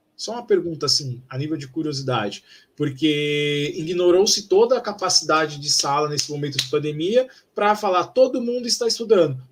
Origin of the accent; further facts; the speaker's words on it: São Paulo, Brazil; eu, como paulistano